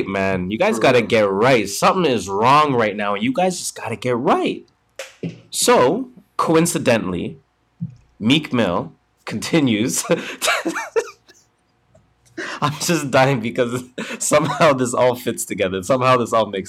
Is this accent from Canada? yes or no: yes; Canada; we're Canadian